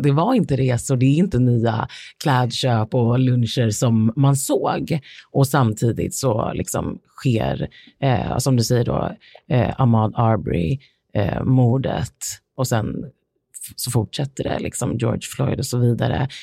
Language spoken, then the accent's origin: Swedish; Sweden; här hemma i Sverige